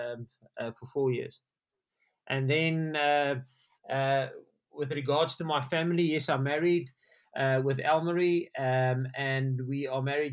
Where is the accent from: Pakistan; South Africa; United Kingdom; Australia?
South Africa; Riebeeckstad, Welkom, Bloemfontein, Free State; also born or lived in Kimberley, South Africa / Munster, Ireland; my primary school years I spent in Riebeekstad there by Welkom. And then I went to the boarding school in Grey College in Bloemfontein from standard 6 to matric